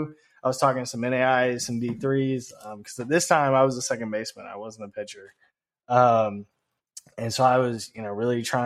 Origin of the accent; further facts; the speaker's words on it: Memphis, Tennessee, United States; I'm from Memphis. So I've had a crazy, crazy journey.